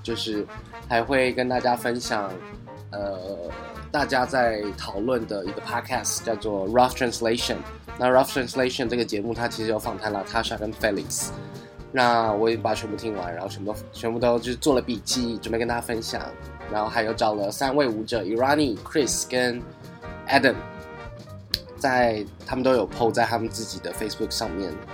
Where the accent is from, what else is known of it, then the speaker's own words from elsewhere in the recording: Taiwan; 我们在台湾